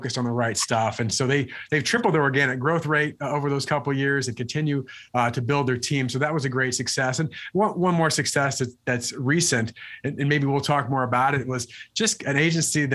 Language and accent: English; Illinois, United States; also born or lived in Wisconsin; moved on to another agency in Illinois, which is my home state